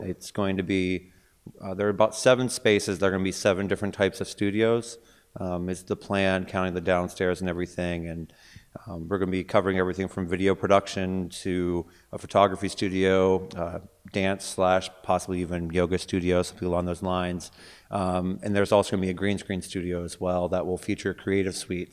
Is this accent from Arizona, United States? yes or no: no; Pittsburgh, Pennsylvania, United States; moved away as an adult; also born or lived in California / Bay Area; I am originally born and raised in Pittsburgh, but then I, I sort of ventured out